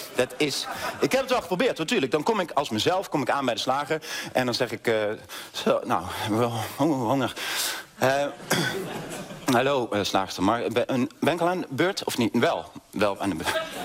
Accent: North Brabant, Netherlands; now in Amsterdam, Netherlands; Ik kom uit Brabant

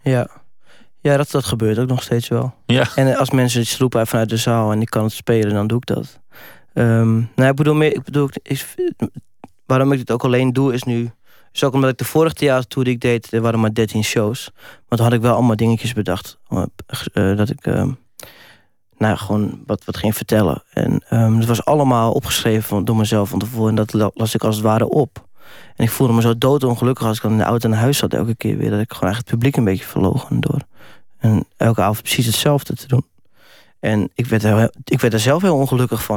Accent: Netherlands; als Nederlander

